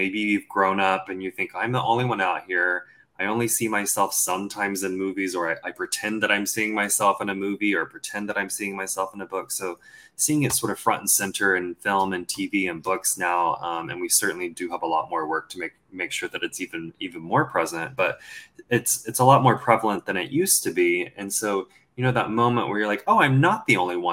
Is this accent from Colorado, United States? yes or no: no; Texas, United States; accent: Southern; I grew up in Texas. I grew up in the South